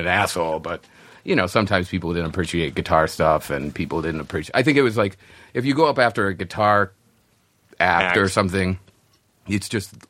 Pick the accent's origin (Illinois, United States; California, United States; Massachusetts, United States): Illinois, United States; Chicago; moved away as an adult; also born or lived in New Orleans; now in Los Angeles, United States; I grew up in Chicago.